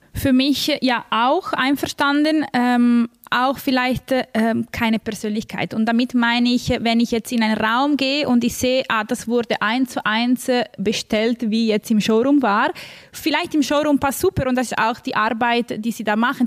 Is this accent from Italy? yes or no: yes; Milan, Lombardy, Italy; moved away; Ich komme eben aus Mailand